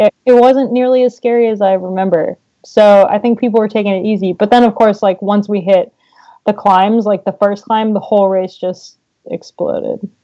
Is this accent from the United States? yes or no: yes; United States; as an American racing the classics